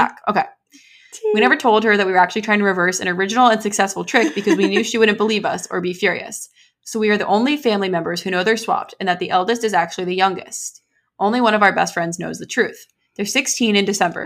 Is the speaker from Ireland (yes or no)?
no; United States; an American